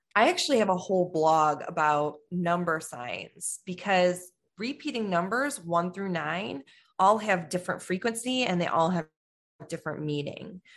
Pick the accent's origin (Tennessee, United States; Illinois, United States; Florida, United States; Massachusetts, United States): Illinois, United States; Chicago; I'm from Chicago